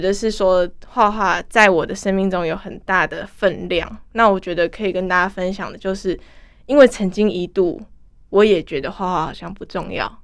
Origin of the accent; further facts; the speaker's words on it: Keelung, Taiwan; 我是基隆人嘛